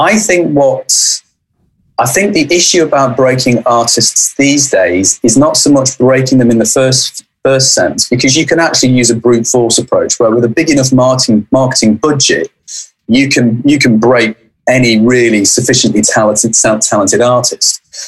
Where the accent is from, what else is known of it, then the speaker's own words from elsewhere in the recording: Manchester, North West England, United Kingdom; I come from Manchester